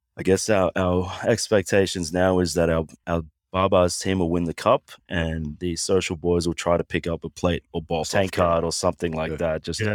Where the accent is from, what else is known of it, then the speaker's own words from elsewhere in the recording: Sunshine Coast, Queensland, Australia; Yes, my mother's Samoan, so half Samoan, half Aussie. I grew up on the Sunshine Coast, just outside of Brisbane in Queensland.